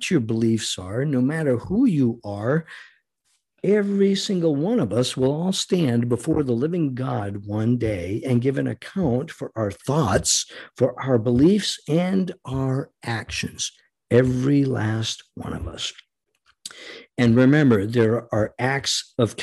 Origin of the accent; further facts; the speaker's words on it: United States; We, the American people